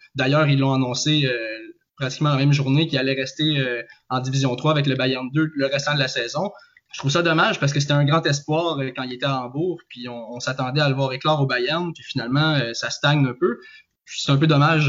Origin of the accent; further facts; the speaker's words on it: Joliette, Quebec, Canada; now in Trois-Rivières, Canada; je suis natif de Joliette et j'habite je, présentement à Trois-Rivières